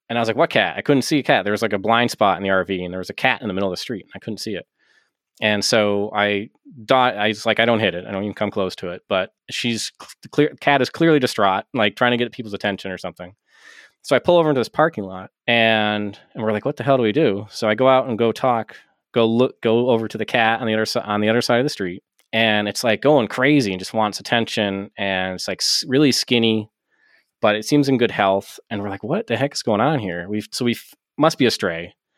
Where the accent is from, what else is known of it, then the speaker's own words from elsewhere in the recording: Kittery, Maine, United States; now in Lubec, United States; I'm from Kittery originally, which is the southernmost town in Maine before you get to New Hampshire